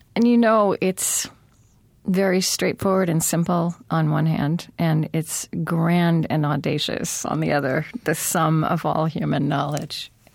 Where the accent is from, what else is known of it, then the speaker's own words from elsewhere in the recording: Oklahoma, United States; moved away; also born or lived in United Kingdom; I grew up in Oklahoma